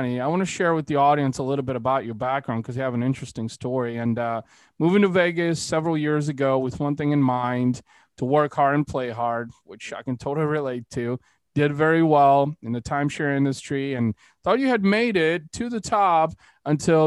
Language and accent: English; Bulgaria; moved away; I was born in Bulgaria, so Eastern European